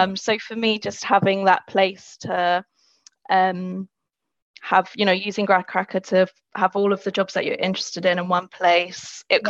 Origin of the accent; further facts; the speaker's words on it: London, United Kingdom; I'm from London as well, so I've grown up using the tube.